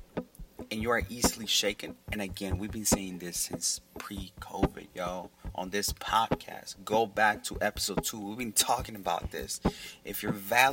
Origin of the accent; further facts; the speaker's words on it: Oakland, California, United States; We're from Oakland, California.